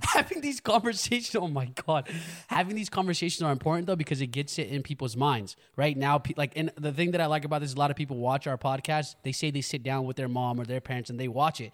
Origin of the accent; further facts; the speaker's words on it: United States; growing up in America